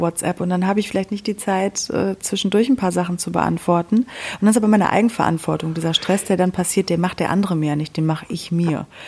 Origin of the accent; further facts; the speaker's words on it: Sauerland, North Rhine-Westphalia, Germany; bei uns im Sauerland